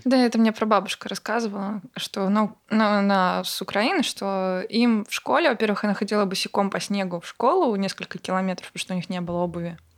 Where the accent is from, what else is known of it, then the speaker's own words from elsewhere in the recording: Bryansk, Bryansk Oblast, Russia; moved away; я из Брянска, из Брянской области